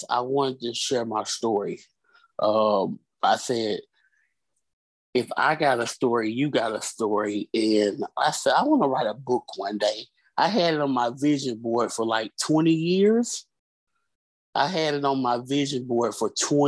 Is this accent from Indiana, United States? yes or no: no; Birmingham, Alabama, United States; Originally, I'm from Birmingham, Alabama.